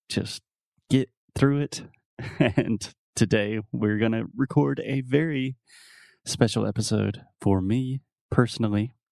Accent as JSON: {"language": "English", "region": "South Carolina", "country": "United States", "tie": "born or raised there", "said": "South Carolina, my home state."}